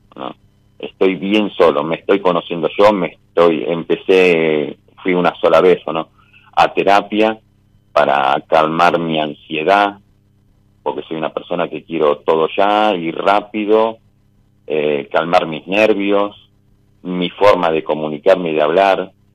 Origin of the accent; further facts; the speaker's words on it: La Rioja, Argentina; De La Rioja.